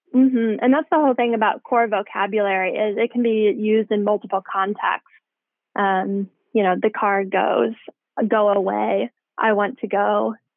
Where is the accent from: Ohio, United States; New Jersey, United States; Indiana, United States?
Indiana, United States; moved away as an adult; also born or lived in Tennessee / Denver; now in Bay Area, United States; I'm from Indiana originally, so a long way from home right now